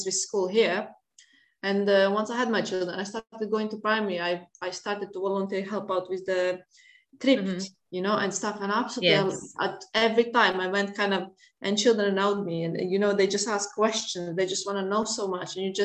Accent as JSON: {"language": "English", "country": "Latvia", "second_language": "English", "moved": "as an adult", "said": "I'm originally from Latvia. I've been here like nearly 20 years."}